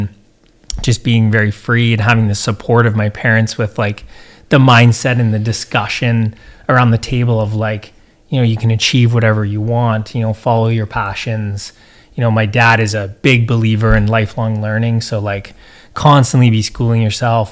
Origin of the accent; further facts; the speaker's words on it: Alberta, Canada; now in British Columbia, Canada; Out of our small town that we grew up in Alberta